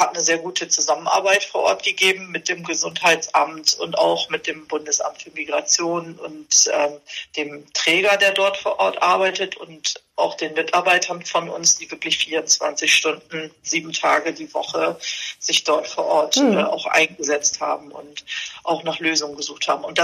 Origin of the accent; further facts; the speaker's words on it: Bremerhaven, Bremen, Germany; Aber ich fahre nach Bremerhaven und ich mag auch Bremerhaven und äh, das ist auch meine Heimatstadt.